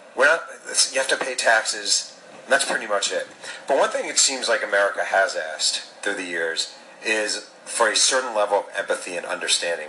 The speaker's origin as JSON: {"language": "English", "region": "New York", "country": "United States", "tie": "born or raised there", "said": "I'm an American because my parents had sex here, my mom's womb was here when I came out of it"}